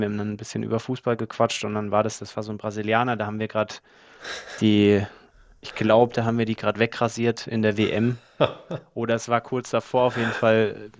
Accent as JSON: {"language": "German", "area": "Allgäu", "region": "Bavaria", "country": "Germany", "tie": "born or raised there", "also_born_or_lived": "Australia / Dubai / Mallorca", "moved": "as an adult", "said": "ich bin auf dem Bauernhof aufgewachsen, kleiner Bauernhof mitten in den Bergen in, im, im Allgäu, also im tiefsten, im tiefsten Allgäu"}